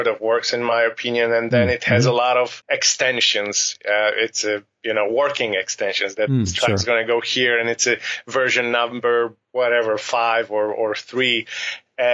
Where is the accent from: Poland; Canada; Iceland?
Poland; Warsaw, Masovian Voivodeship; also born or lived in Nairobi, Kenya / Kano, Nigeria; When I was five, we moved back to Poland, to Warsaw.